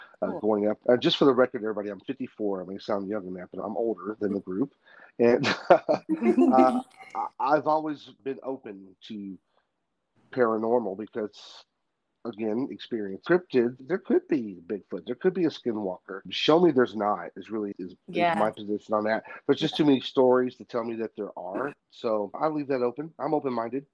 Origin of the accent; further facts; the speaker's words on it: Tennessee, United States; now in Oklahoma, United States; I'm from Tennessee originally. I live out here in Oklahoma now